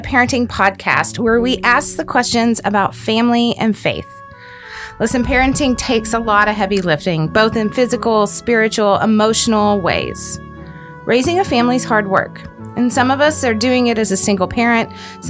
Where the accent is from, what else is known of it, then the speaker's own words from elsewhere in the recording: DFW Metroplex, Texas, United States; My husband and I grew up in the Metroplex. Both of our parents live here. All of our siblings live here.